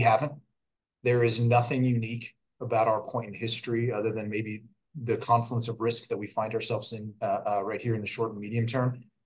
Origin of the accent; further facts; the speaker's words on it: Pennsylvania, United States; my home state of Pennsylvania